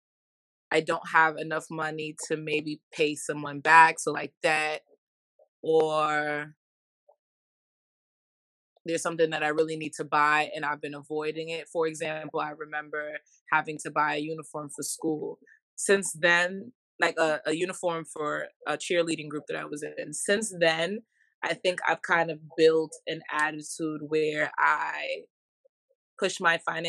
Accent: New York City, New York, United States; I'm from Brooklyn, New York. My family is from the Caribbean

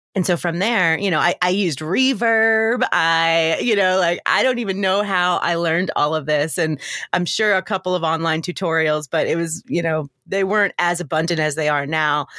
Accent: Long Island, New York, United States; moved away as an adult; also born or lived in Georgia; now in Atlanta, United States; I grew up on Long Island in New York, and I moved to Georgia to go to college.

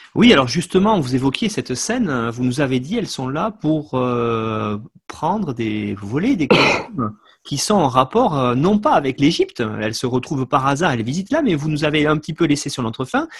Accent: France; chez nous en France

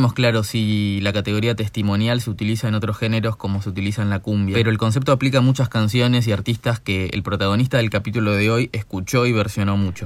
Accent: Argentina; nuestro país

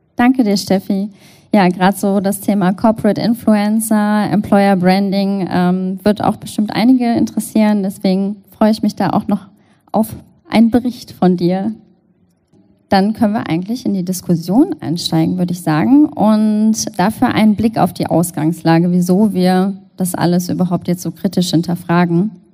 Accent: Cologne, North Rhine-Westphalia, Germany; Ich bin Kölnerin und möchte natürlich wissen, was in Köln so geht

